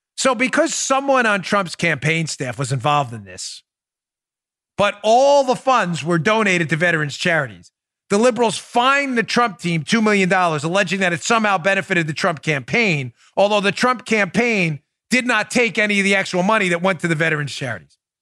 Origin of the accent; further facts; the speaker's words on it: New York, United States; moved away as an adult; my home state. I grew up in New York until I was in my twenties